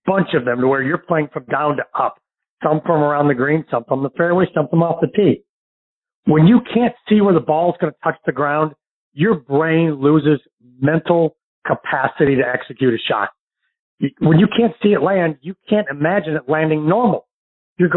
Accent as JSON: {"language": "English", "town": "St. Louis", "region": "Missouri", "country": "United States", "tie": "born or raised there", "moved": "yes", "lives_now": "Destin, Florida, United States", "said": "my hometown of St. Louis"}